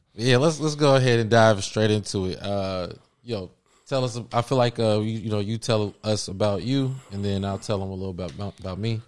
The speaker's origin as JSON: {"language": "English", "town": "Cincinnati", "region": "Ohio", "country": "United States", "moved": "as an adult", "lives_now": "Los Angeles, United States", "said": "I'm from Cincinnati, Ohio. I moved to uh, L.A. Shoot, that was ten years ago"}